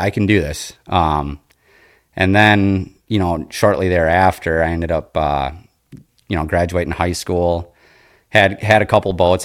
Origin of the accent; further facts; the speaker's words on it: Appleton, Wisconsin, United States; I grew up here in the Fox Cities in Appleton